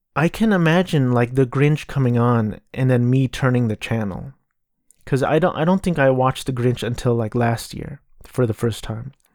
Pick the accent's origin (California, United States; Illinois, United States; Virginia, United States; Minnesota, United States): California, United States; Southern; I grew up in Southern California